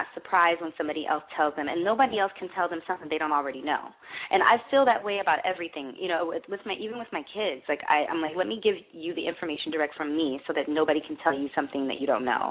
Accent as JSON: {"language": "English", "region": "Michigan", "country": "United States", "tie": "born or raised there", "said": "I grew up in Michigan where there's nothing to do."}